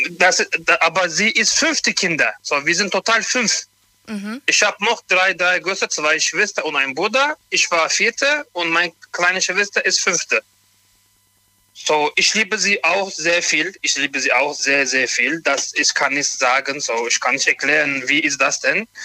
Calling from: Montabaur, Rhineland-Palatinate, Germany; ich komme von Montabaur.

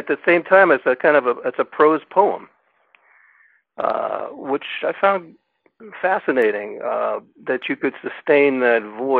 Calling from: Lafayette, California, United States; Calling from East Bay, Lafayette, California.

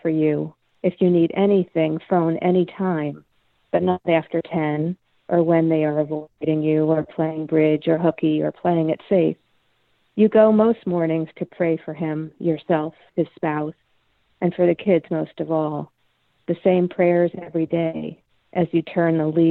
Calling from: Adams, Massachusetts, United States; I am calling from the Northern Berkshires

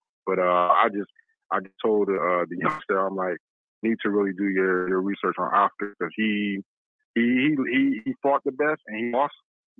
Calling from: Rochester, New York, United States; I'm calling from Rochester, New York.

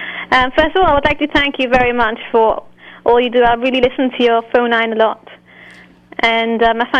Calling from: London, United Kingdom; Yes, I'm calling from London.

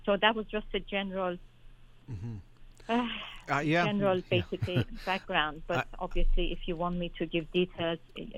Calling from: London, United Kingdom; Okay, thank you. I'm calling from London.

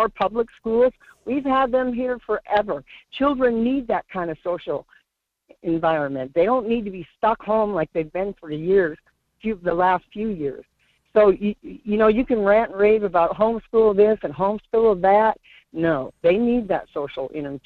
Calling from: North Pole, Alaska, United States; I'm calling from North Pole

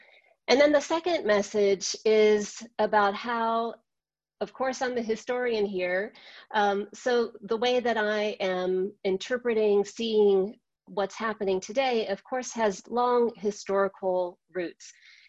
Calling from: Minneapolis, Minnesota, United States; I am joining you from Minneapolis, where just blocks from my home, businesses remain boarded up, protests continue.

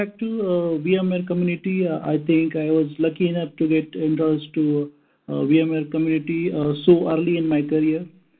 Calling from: India; I am calling in from India, which is exactly opposite time zone compared to PST.

